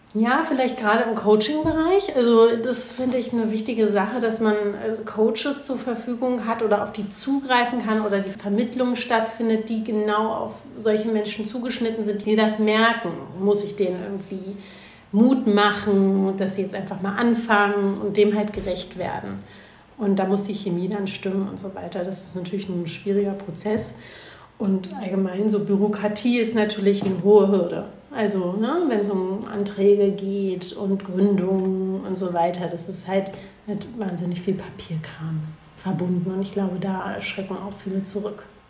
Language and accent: German; Berlin, Germany; Ich bin ja nun mal Berlinerin